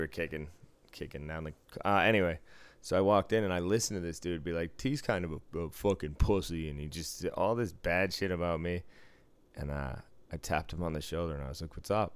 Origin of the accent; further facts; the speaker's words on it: Boston, Massachusetts, United States; moved away; I was from Boston